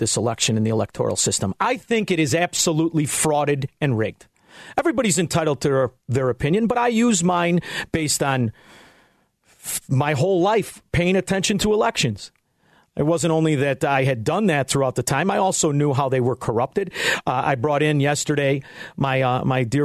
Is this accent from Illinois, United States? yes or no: yes; Illinois, United States; I'm from Illinois